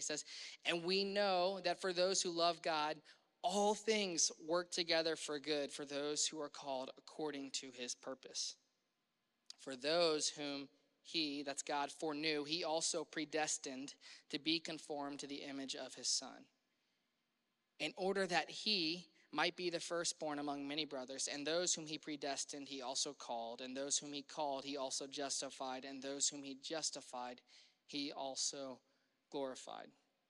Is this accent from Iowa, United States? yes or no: no; Louisiana, United States; now in Cincinnati, United States; I had to come from Mississippi, and I grew up in Louisiana